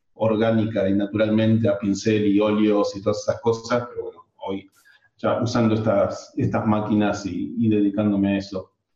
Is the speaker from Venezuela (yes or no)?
no; Argentina; moved away as an adult; now in Spain; en Argentina somos